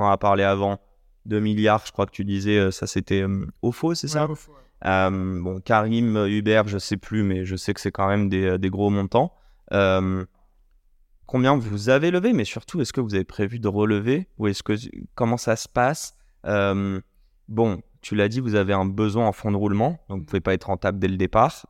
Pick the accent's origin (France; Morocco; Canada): Morocco; On est marocain.